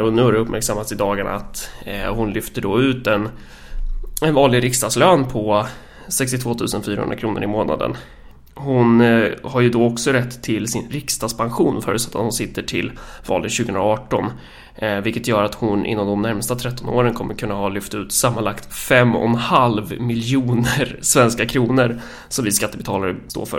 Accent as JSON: {"language": "Swedish", "area": "Närke", "region": "Örebro County", "country": "Sweden", "said": "mig som närking"}